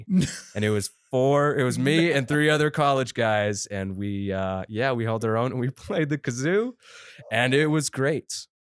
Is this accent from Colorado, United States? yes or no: yes; Thornton, Colorado, United States; also born or lived in Minnesota / Grand Junction, Colorado / Denver, Colorado; I grew up in Colorado, did not get the native status. I was born in Minnesota.